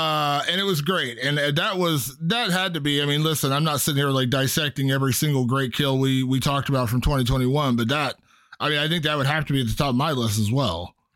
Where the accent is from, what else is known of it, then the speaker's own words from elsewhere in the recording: Ohio, United States; my home state of Ohio